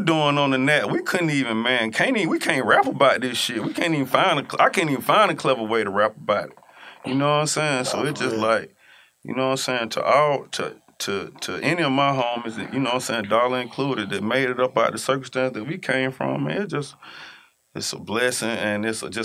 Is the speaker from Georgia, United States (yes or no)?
yes; Atlanta, Georgia, United States; I'm from Atlanta